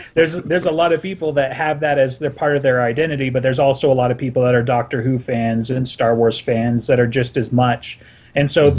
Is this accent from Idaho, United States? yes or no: no; Salt Lake City, Utah, United States; I'm from Salt Lake City